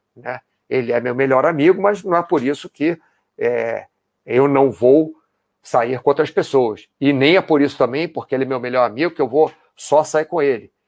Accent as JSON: {"language": "Portuguese", "country": "Brazil", "also_born_or_lived": "United States", "moved": "yes", "lives_now": "Spain", "said": "não moro no Brasil, eu sou brasileiro, já morei nos Estados Unidos, moro hoje na Espanha"}